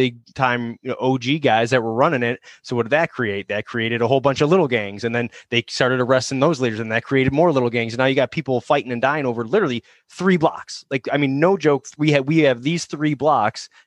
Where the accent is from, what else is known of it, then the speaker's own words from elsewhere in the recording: Chicago, Illinois, United States; moved away; I'm not from here. I'm from Chicago